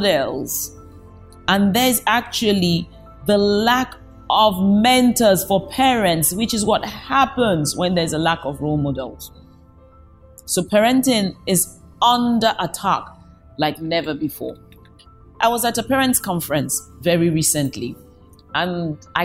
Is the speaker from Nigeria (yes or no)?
yes; Nigeria; I come from Nigeria